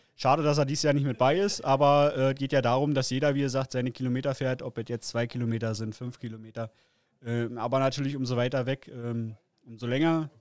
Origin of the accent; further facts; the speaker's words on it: Frankfurt, Brandenburg, Germany; komme aus äh, Frankfurt-Oder, ist direkt eigentlich in Brandenburg an der polnischen Grenze